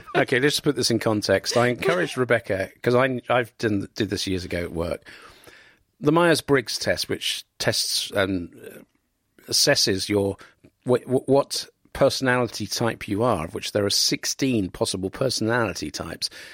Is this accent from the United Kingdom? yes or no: yes; Cambridge, East of England, United Kingdom; when I was an idealistic teenager growing up in Cambridge